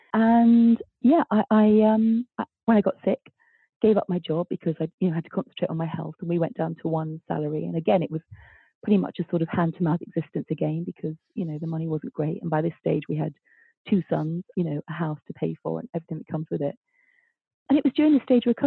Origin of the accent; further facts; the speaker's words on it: London, United Kingdom; I was born in Stepney and my grandparents were, you know, dockers, East End stock through and through